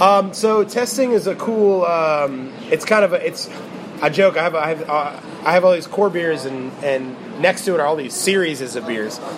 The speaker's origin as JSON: {"language": "English", "town": "St. Petersburg", "region": "Florida", "country": "United States", "tie": "born or raised there", "also_born_or_lived": "Memphis, Tennessee"}